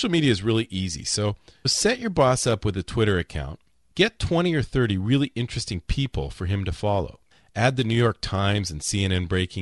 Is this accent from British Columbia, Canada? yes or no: no; Winnipeg, Manitoba, Canada; moved away as an adult; also born or lived in Toronto; now in Florida, United States; I'm originally from Winnipeg, and I spent 10 years in Toronto before moving down to Florida